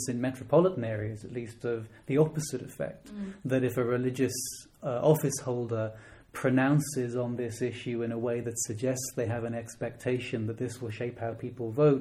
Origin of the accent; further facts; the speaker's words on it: Dublin, Leinster, Ireland; moved away; I'm from Dublin originally